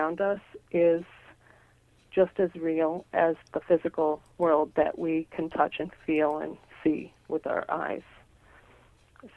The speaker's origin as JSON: {"language": "English", "region": "Nebraska", "country": "United States", "tie": "born or raised there", "said": "when I was a little girl. Mm-hmm. Growing up in Nebraska."}